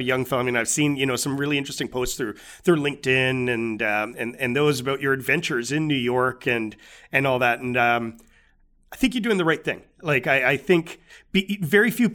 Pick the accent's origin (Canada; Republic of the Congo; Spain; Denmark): Canada; as Canadians, we're incredibly lucky